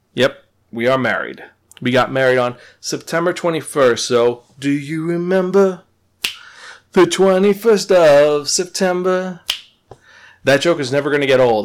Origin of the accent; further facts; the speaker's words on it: Upstate New York, United States; moved away as an adult; also born or lived in Bronx, New York; now in Boston area, United States; I was born in the Bronx, moved upstate, and that's been my life for many, many years.